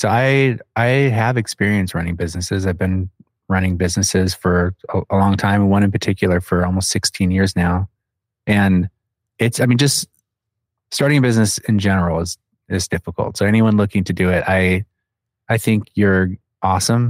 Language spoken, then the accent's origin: English; Phoenix, Arizona, United States; I'm from Phoenix, where everything's far away